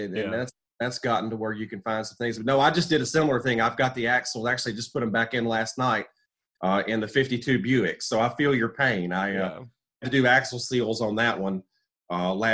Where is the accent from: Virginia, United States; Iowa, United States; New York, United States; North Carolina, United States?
North Carolina, United States; also born or lived in Birmingham, Alabama / Marion, North Carolina; I split time between Alabama and North Carolina, which, you know, I'm originally from North Carolina